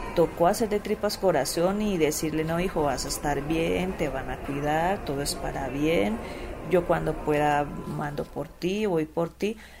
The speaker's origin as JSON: {"language": "Spanish", "town": "Palmira", "region": "Valle del Cauca", "country": "Colombia", "moved": "as an adult", "lives_now": "Mexico", "said": "Soy de Palmira, Colombia"}